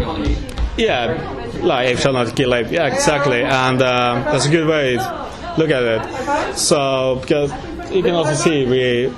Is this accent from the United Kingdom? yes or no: yes; United Kingdom; now in Norway; we're British